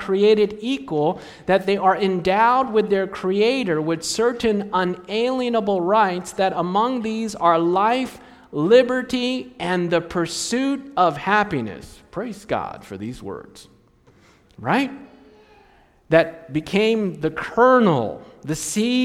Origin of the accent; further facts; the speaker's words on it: Takoma Park, Maryland, United States; also born or lived in Silver Spring, Maryland; I was born in Tacoma Park, Maryland, in Washington, D.C., which is the place where the GC, the General Conference, and the Review and Herald were at one time